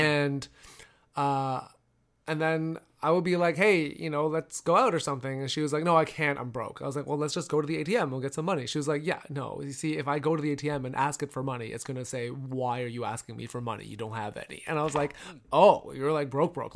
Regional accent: Toronto, Ontario, Canada; I grew up in Toronto

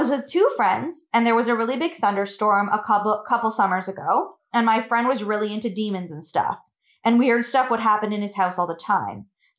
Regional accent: Hamilton, Ontario, Canada

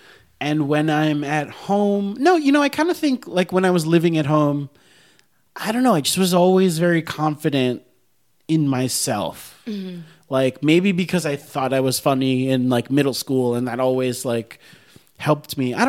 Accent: Miami, Florida, United States; moved away as an adult; also born or lived in New York; now in Los Angeles, United States; I was so young. I was from Miami

